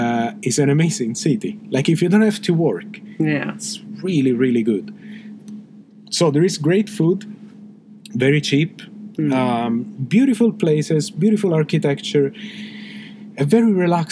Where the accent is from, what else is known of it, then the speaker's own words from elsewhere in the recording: Palermo, Sicily, Italy; moved away as an adult; now in Stockholm, Sweden; in Palermo, in my hometown.